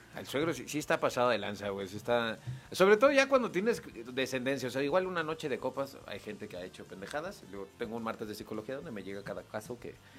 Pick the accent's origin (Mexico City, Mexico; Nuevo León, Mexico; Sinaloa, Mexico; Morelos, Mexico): Nuevo León, Mexico; Monterrey; soy de Monterrey